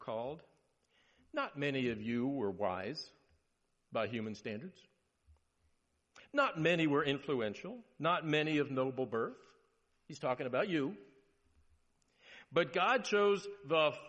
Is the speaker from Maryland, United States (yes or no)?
yes; Maryland, United States; moved away; I grew up in Maryland